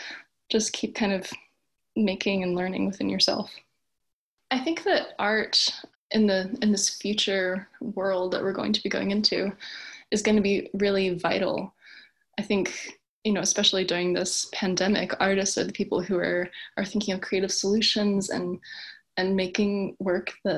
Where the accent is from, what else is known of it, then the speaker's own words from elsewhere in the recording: Wilmington, Delaware, United States; moved away as an adult; also born or lived in southern New Jersey / Newport, Delaware / Washington, D.C.; now in Catskill, New York, United States; I grew up in Wilmington, Delaware, and moved around in kind of different situations.